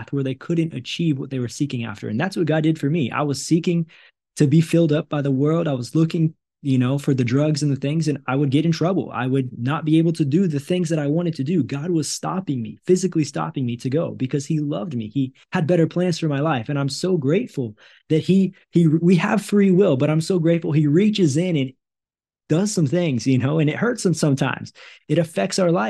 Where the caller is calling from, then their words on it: Brazil; I'm a missionary living in Brazil. I'm calling you from Brazil today